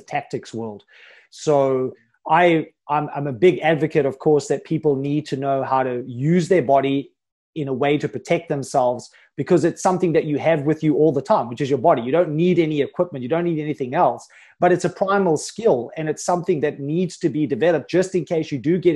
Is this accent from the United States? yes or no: no; South Africa; I'm from South Africa